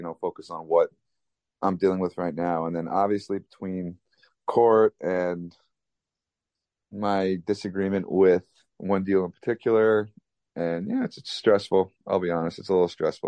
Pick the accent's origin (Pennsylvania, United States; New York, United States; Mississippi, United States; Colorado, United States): New York, United States; Long Island; also born or lived in Manhattan, New York; growing up in Long Island, living in Manhattan the past decade plus